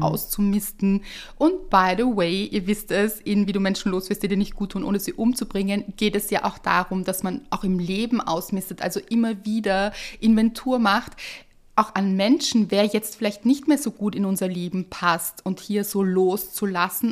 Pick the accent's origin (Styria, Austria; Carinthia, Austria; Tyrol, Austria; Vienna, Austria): Vienna, Austria; bei uns in Wien